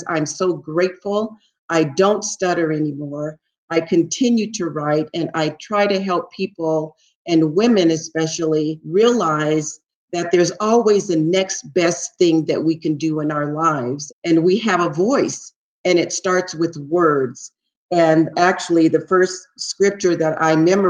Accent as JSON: {"language": "English", "town": "San Francisco", "region": "California", "country": "United States", "tie": "born or raised there", "said": "I grew up in San Francisco, the Haight-Ashbury district"}